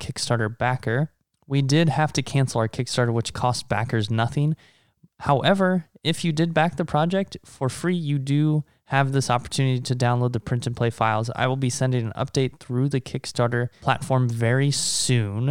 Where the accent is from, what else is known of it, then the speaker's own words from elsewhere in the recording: Omaha, Nebraska, United States; also born or lived in China; we're both from Omaha